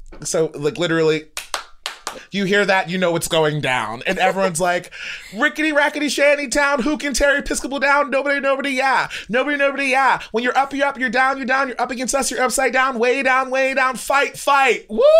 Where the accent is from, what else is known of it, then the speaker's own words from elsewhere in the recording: Baltimore, Maryland, United States; I'm so poor from Baltimore.